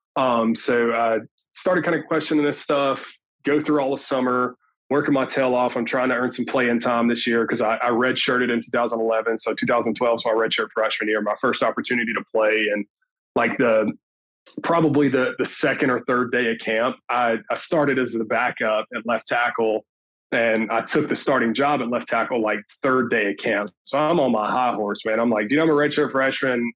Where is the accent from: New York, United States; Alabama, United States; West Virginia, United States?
Alabama, United States; Tuscumbia; moved away as an adult; also born or lived in Florence, Alabama; now in Mobile, United States; I'm actually originally from Florence, Alabama. I'm actually from Tuscumbia, but nobody knows where that is. We've got my high school's football program